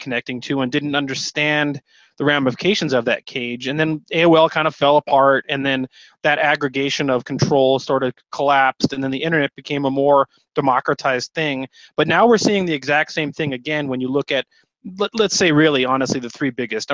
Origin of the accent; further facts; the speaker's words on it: United States; as an American